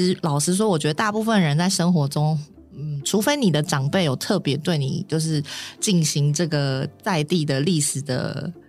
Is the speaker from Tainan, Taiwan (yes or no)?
yes; Tainan, Taiwan; 我是本地人，